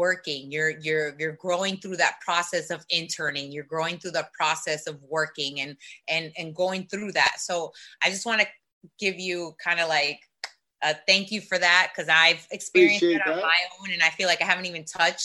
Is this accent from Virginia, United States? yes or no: no; South Florida, United States; also born or lived in Long Island, New York; I was born in Long Island, but I was raised in South Florida. So for me, I'm a Miami, I'm a South Florida girl